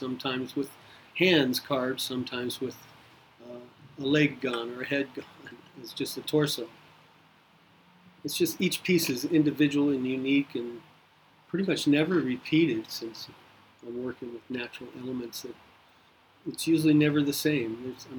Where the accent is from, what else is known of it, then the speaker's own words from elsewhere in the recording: Nebraska, United States; Moved in and out of Nebraska. And I've stayed in Nebraska, so I'm pretty much from Nebraska.